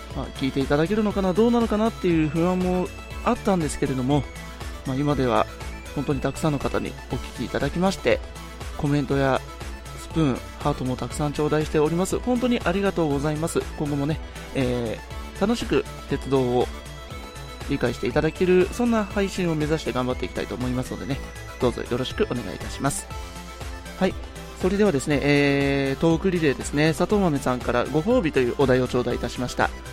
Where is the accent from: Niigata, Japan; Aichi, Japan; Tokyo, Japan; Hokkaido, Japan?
Aichi, Japan; Nagoya; 私の地元名古屋駅